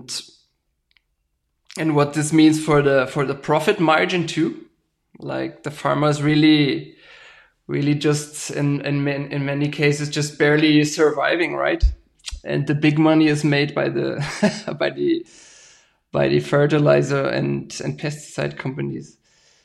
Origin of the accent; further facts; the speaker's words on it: Berlin, Germany; moved away as an adult; now in Brazil; I was born in Germany, right? I'm from Berlin. I'm originally an urban guy.